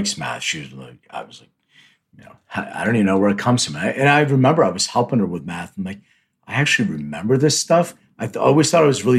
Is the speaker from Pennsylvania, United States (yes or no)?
yes; Philadelphia, Pennsylvania, United States; I'm from the East Coast too, so I'm from Philly